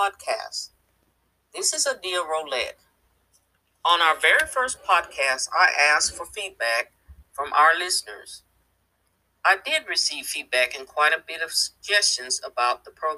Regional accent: Midwest, United States; moved away as an adult; now in East Texas, United States; I was born in the Midwest, and that's where I lived half my life

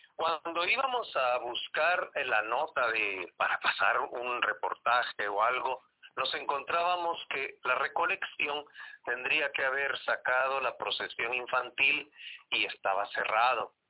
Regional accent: Guatemala City, Guatemala Department, Guatemala; cuando vivíamos allá en la zona 3, yo vivía a unas dos cuadras de la iglesia

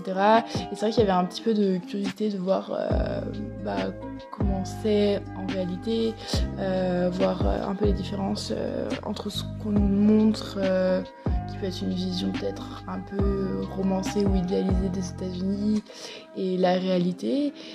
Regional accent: France; accent: French; moved away as an adult; now in New York, United States; avec mon accent, ça doit se voir que je suis française

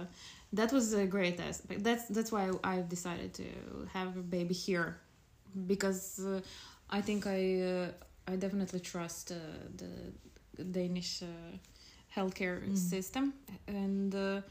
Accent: Croatia; moved away as an adult; now in Denmark; I come from Croatia, like Lana, and currently I'm 33 years old, and we've moved, my boyfriend Marco and I moved here to Denmark 3 years ago.

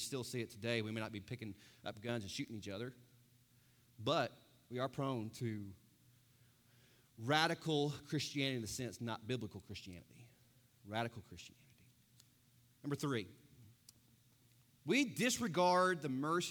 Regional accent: United States; I'm American

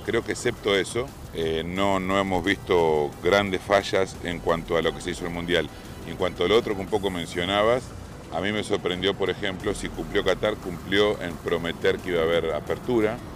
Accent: Argentina

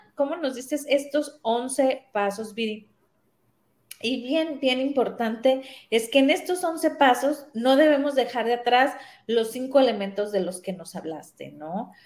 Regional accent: Sinaloa, Mexico; moved away as an adult; also born or lived in Guadalajara; yo soy de Sinaloa

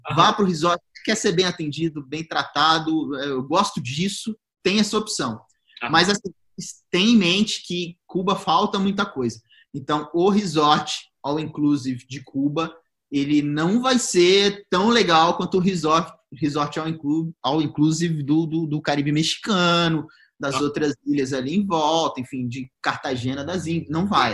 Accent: Goiás, Brazil; eu sou de Goiás

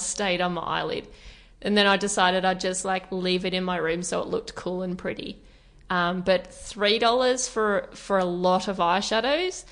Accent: Torquay, Victoria, Australia; now in Melbourne, Australia; Torquay, if those who are listening are not aware of it, it's a surfy town

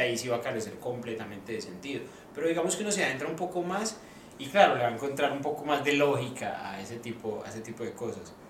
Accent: Medellín, Antioquia, Colombia; now in Australia; en Colombia, por ejemplo, en Medellín, que hacemos buñuelos

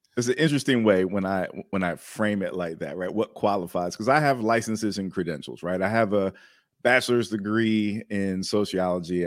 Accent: Maryland, United States; I'm originally from Maryland

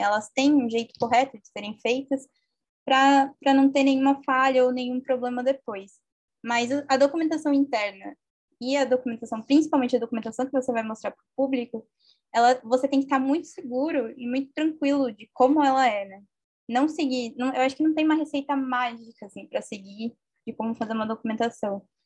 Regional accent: interior of São Paulo, Brazil; sou do interior de São Paulo

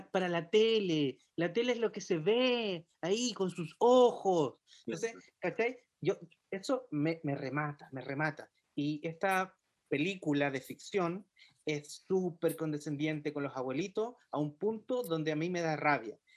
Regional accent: Chile; que somos chilenos.

